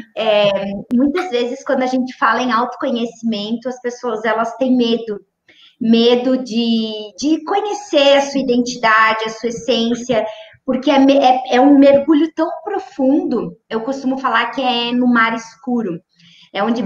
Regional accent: Maravilha, Santa Catarina, Brazil; moved away; foram os, os anos mais lindos da minha infância morar em Maravilha

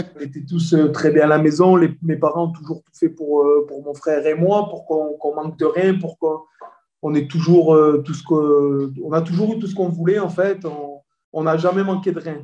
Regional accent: Marseille, Provence-Alpes-Côte d'Azur, France; je suis Marseillais.

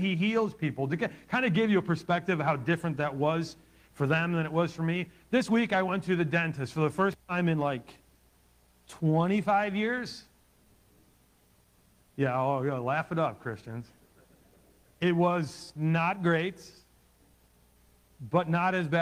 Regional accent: Ohio, United States; I was about 10 years old, growing up in Ohio

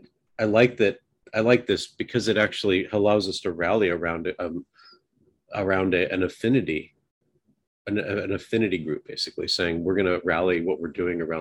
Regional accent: the Northwest, Pacific Northwest, United States; I grew up in the Northwest

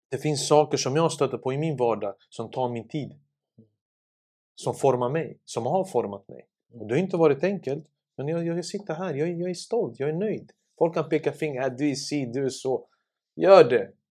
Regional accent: Sarajevo, Federation of Bosnia and Herzegovina, Bosnia & Herzegovina; now in Stockholm, Sweden; Jag kom ju från eh, Sarajevo 1992 i april. Mm. Till Husby, till Berggatan 4. Som en flykting med en liten påse i handen.

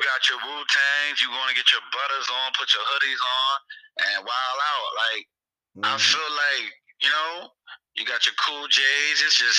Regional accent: the South, United States; I grew up in the South, maybe I was talking like that, but I met some niggas that's from the South that talk just like us.

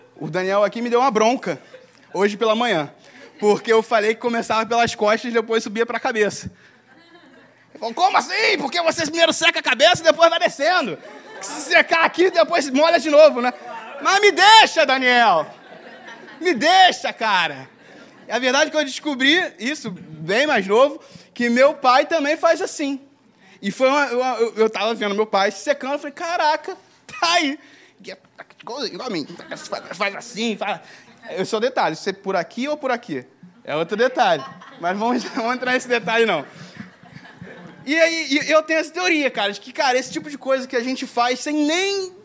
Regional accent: Brazil; Escolheram para mim vir para o Brasil e por causa disso, eu, hoje eu sou brasileiro

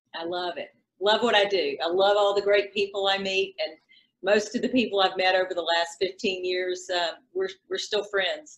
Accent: South Carolina, United States; now in Alabama, United States; I've been in Alabama for 20 years, but okay. I, I, grew up in South Carolina, so that's responsible for most of my accent.

